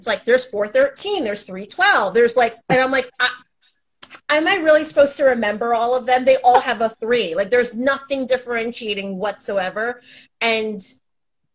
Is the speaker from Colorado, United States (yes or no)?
no; Connecticut, United States; moved away; I grew up in Connecticut